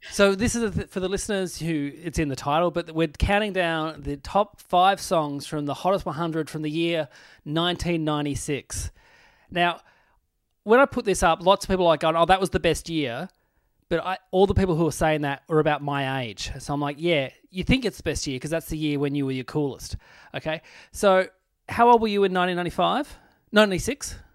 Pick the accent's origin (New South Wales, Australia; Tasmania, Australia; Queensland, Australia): Tasmania, Australia; Burnie; moved away as an adult; also born or lived in Launceston, Australia; now in Melbourne, Australia; I'm a kid from Burnie.